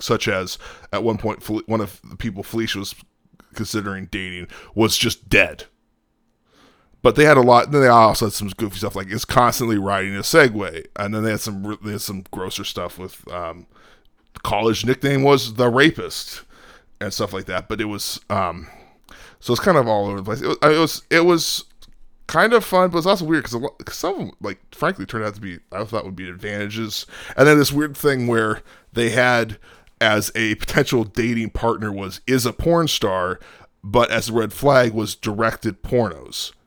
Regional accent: outside Chicago, Illinois, United States; moved away; also born or lived in Talladega, Alabama; I grew up outside Chicago

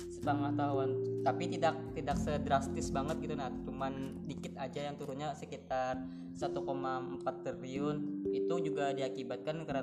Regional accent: Banjarmasin, South Kalimantan, Indonesia; kalau aku dari Banjarmasin.

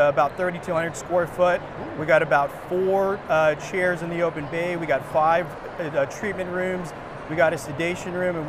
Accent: Phoenix, Arizona, United States; I'm from Phoenix, Arizona. Grew up in the East Valley

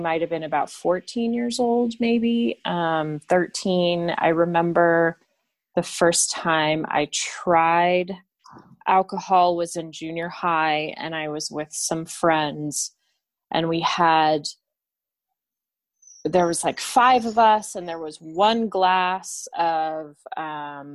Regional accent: Albuquerque, New Mexico, United States; I am from Albuquerque, New Mexico, in the United States of America.

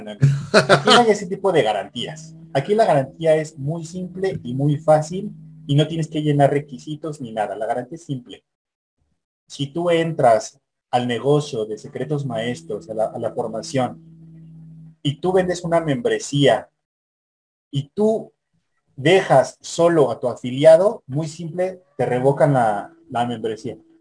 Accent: Mexico; yo soy mexicano

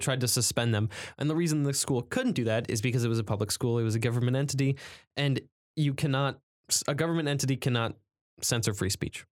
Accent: United States; I'm patriotic, I'm American.

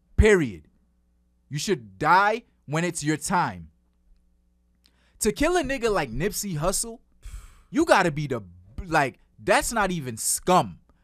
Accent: New York City, New York, United States; I'm from Flatbush.

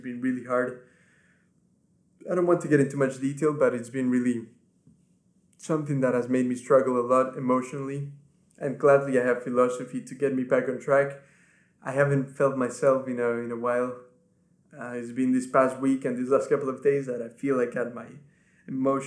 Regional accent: Ecuador; first language Spanish; English is a second language; now in England, United Kingdom; my family back home lives in Ecuador. That's where I'm from. My first language is Spanish. That's where I was born and raised

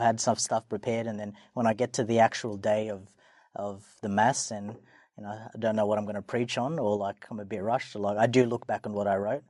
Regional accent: Sydney, New South Wales, Australia; I was born and raised in Sydney. Um, always a Sydney guy.

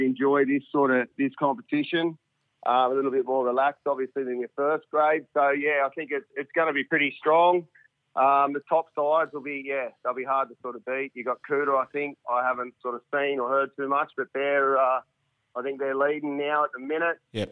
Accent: Harden, New South Wales, Australia; I'm from Harden

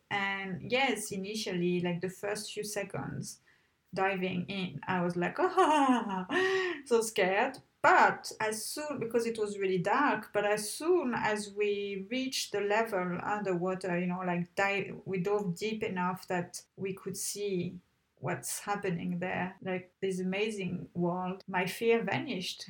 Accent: Tunisia; I grew up in Papa, most of my childhood in Tunisia

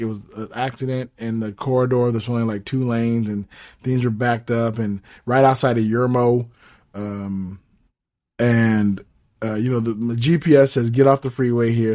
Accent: Southern California, United States; moved away; I'm originally from Southern California. So, that's where my family is

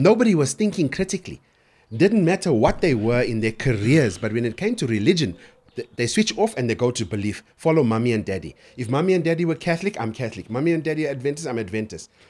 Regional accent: Durban, KwaZulu-Natal, South Africa; I was born and raised in Durban

